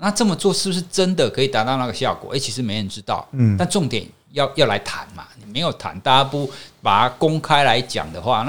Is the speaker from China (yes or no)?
no; Taiwan; 其实我们从性别平权这个角度来看，我们台湾人民应该还蛮有信心的啊。